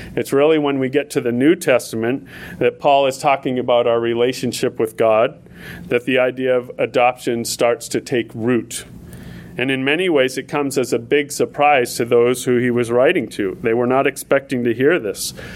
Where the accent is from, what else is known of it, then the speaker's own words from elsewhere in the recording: New Hampshire, United States; moved away as an adult; also born or lived in Florida; now in South Africa; I came from New Hampshire